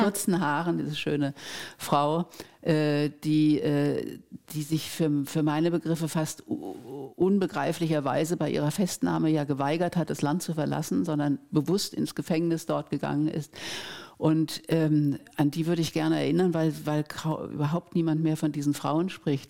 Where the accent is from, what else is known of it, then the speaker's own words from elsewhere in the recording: Germany; bei uns in Deutschland